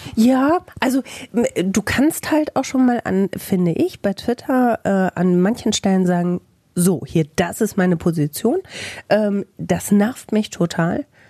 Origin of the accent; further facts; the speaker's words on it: Bielefeld, North Rhine-Westphalia, Germany; Im echten Leben komme ich aus Bielefeld